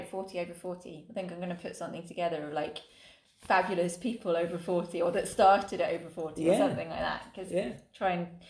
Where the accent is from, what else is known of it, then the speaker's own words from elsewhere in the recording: England, United Kingdom; accent: English; I'm going to stick with my English accent.